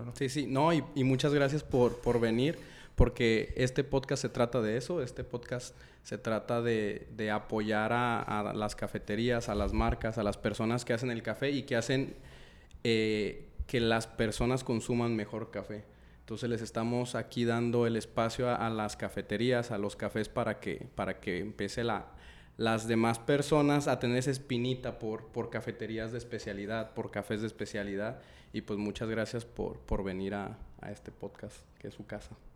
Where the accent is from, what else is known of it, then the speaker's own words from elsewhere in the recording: Guadalajara, Jalisco, Mexico; now in Monterrey, Mexico; yo soy de Guadalajara, no soy de aquí de Monterrey